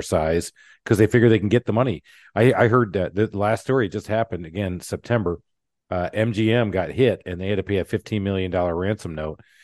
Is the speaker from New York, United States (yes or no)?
no; Michigan, United States; I grew up in Michigan, uh, in the auto world